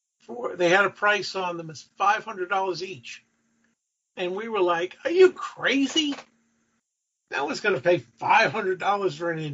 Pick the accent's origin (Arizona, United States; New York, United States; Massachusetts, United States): New York, United States; Mineola; I grew up on Long Island, so in a town called Mineola, right on the main strip, Jericho Turnpike.